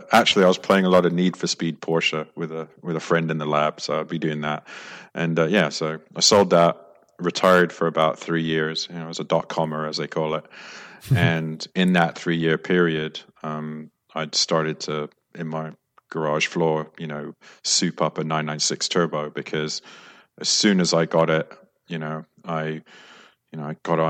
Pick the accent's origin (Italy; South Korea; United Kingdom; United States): United Kingdom; London; I suppose as a kid growing up in London, I went to some fancy schools like Hill House, Westminster School, and then the LSE.